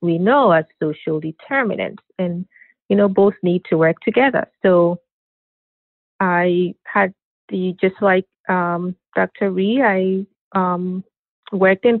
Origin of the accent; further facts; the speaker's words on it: Ghana; I grew up in Ghana